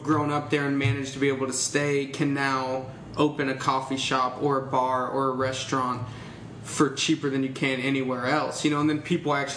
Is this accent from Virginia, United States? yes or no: no; Tampa, Florida, United States; growing up in Tampa